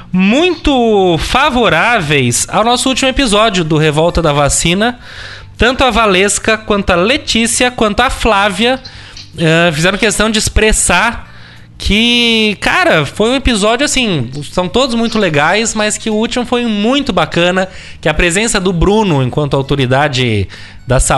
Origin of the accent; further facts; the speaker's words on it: Rio Grande do Sul, Brazil; now in London, United Kingdom; eu como gaúcho inglês.